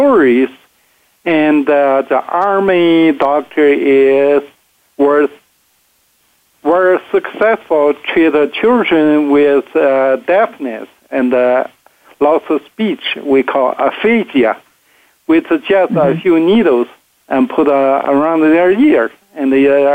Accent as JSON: {"language": "English", "town": "Harbin", "region": "Heilongjiang", "country": "China", "tie": "born or raised there", "moved": "as an adult", "lives_now": "United States", "said": "I grew up in northeast China called Harbin, China"}